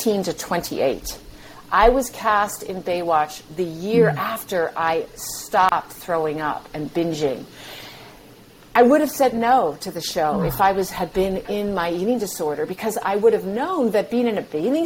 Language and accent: English; New England, United States; moved away; I grew up in New England